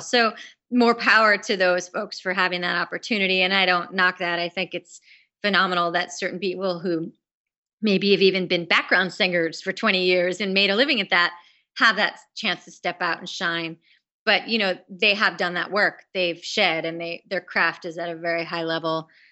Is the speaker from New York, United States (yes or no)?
yes; New York, United States; being a New Yorker